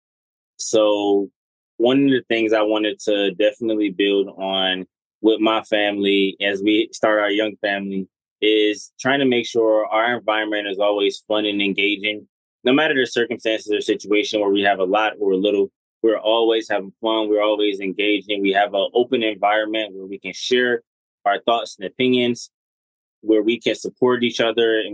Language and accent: English; Detroit, Michigan, United States; we're from Detroit.